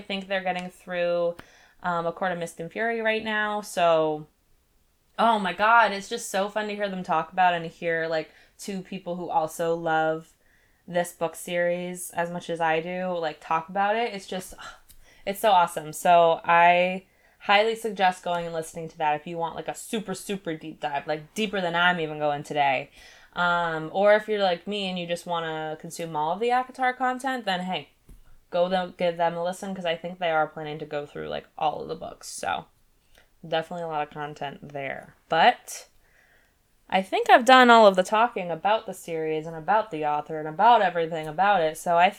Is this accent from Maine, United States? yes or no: yes; Maine, United States; also, we're from Maine, so I'm probably not going to go to Colorado for this specifically